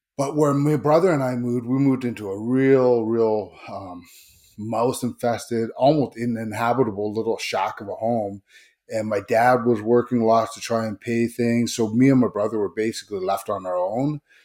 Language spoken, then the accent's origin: English; Vancouver, British Columbia, Canada; also born or lived in Seattle; originally from Seattle, but I grew up in Greater Vancouver